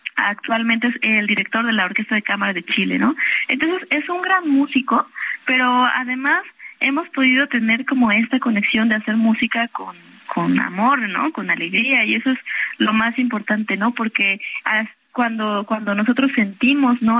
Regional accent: Xalapa, Veracruz, Mexico; moved away; Yo soy de Jalapa, Veracruz

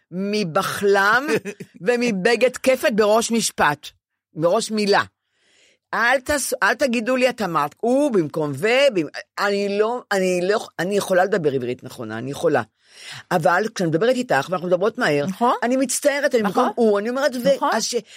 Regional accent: Ramat Gan, Tel Aviv District, Israel; now in Tel Aviv, Israel; אני יושבת על הספה בדירה שלי השכורה 17 שנה בתל אביב, ונדמה לי שהרחוב למטה זה רחוב גורי יהודה ברמת גן, איפה שגדלתי

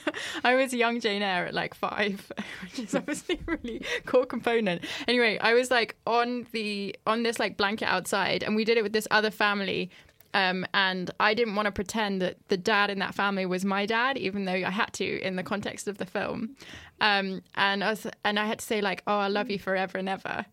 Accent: France; moved away; I grew up in France

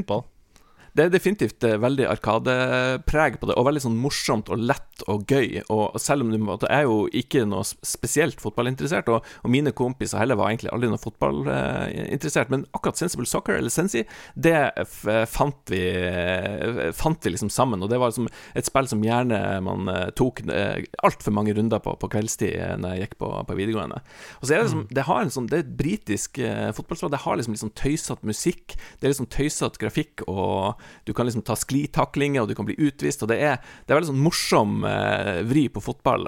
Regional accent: Northern Norway, Norway; der jeg vokste opp, Nord-Norge

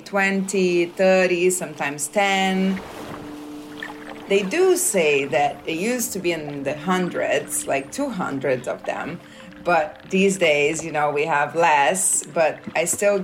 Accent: Rio de Janeiro, Brazil; now in Nazaré, Portugal; I was born in Rio de Janeiro, Brazil.

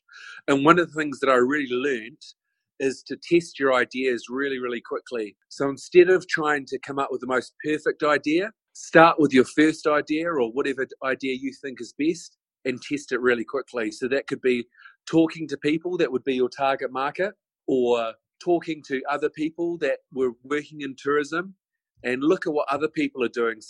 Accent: Christchurch, Canterbury, New Zealand; moved away as an adult; now in Auckland, New Zealand; I grew up in North Beach in Christchurch

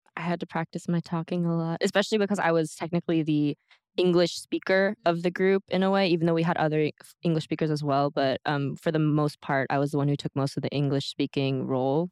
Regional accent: United States; now in South Korea; I'm from America.

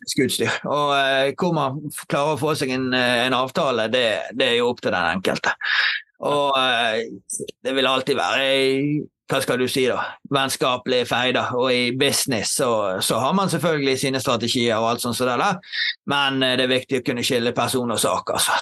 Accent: Knarvik, Vestland, Norway; Jeg er jo fra Knarvik eh, opprinnelig og har bodd her hele livet. Oppvokst eh, i området her

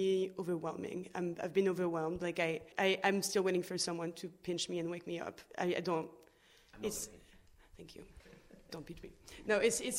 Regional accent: Lille, Hauts-de-France, France; English is a second language; now in Paris, France; I was born in Lille, in the north of France, but I've traveled a little bit around France, and now I've been living in Paris for 12 years.

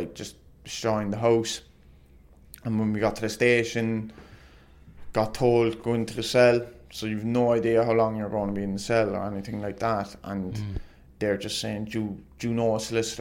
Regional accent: Ireland; being Irish

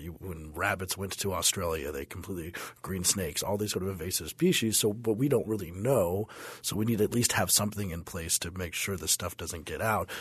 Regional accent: Denver, Colorado, United States; I remember growing up in Denver that the, the smog cloud was pretty big in the eighties

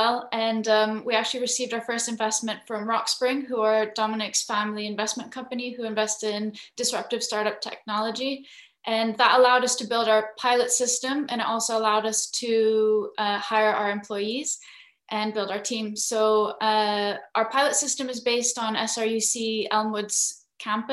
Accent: Philippines; moved away; So I'm half Filipino, half Scottish. And growing up in the Philippines

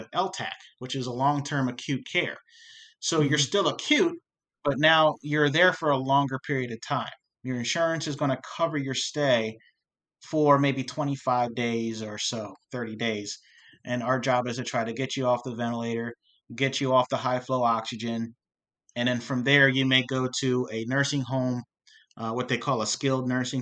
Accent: York, Pennsylvania, United States; I grew up here in York in the African-American community

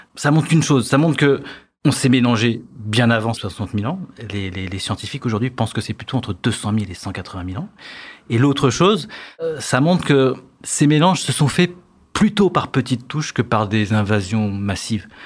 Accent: France; Chez nous, en France

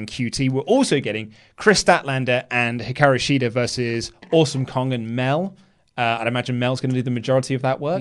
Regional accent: United Kingdom; we're so British

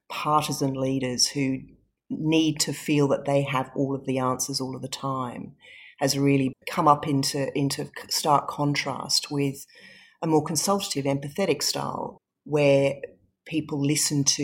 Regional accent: Singapore; also born or lived in England; was born in England. I was born in a snowy night at home I grew up in Singapore, so we left England when I was very young, very little.

